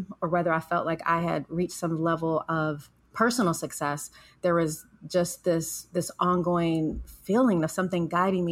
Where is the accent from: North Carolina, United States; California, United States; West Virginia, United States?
California, United States; Los Angeles; growing up in South Central Los Angeles, a very urban community